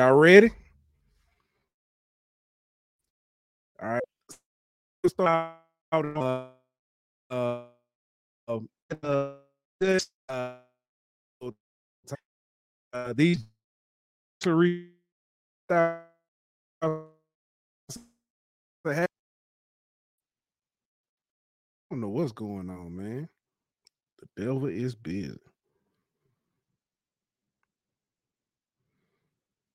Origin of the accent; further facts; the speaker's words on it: Alabama Gulf Coast, United States; I'm actually from Alabama.